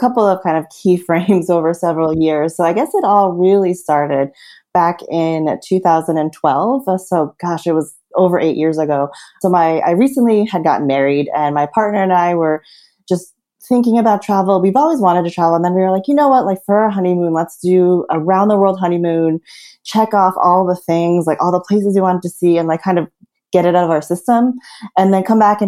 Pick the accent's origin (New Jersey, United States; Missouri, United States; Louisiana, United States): New Jersey, United States; moved away as an adult; also born or lived in New York; I was born and raised in New Jersey, which some people joke is like the sixth borough.